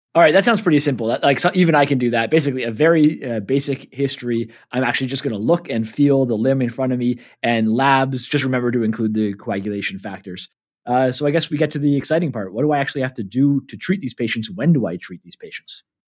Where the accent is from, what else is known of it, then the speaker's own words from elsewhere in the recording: Canada; moved away as an adult; now in New Zealand; I'm a Canadian living in New Zealand.